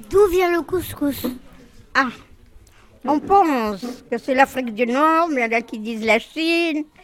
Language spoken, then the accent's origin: French; Tunisia; now in Paris, France; Je viens de Tunisie, mais j'ai vécu la grosse partie de ma vie à Paris.